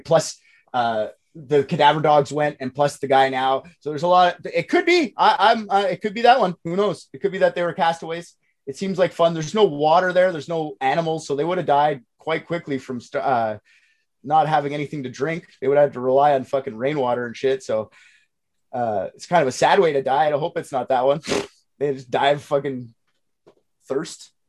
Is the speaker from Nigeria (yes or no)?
no; Canada; I'm Canadian